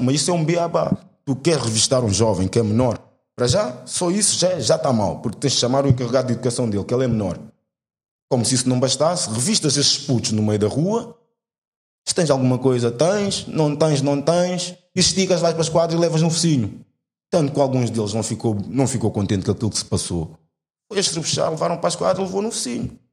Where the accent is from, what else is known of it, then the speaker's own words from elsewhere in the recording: Portugal; nasci cá, minha vida toda foi cá